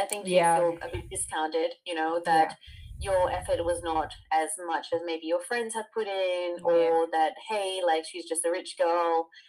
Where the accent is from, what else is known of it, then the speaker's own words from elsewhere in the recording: Fiji; I mean, I'm from Fiji and it's not so uncommon there either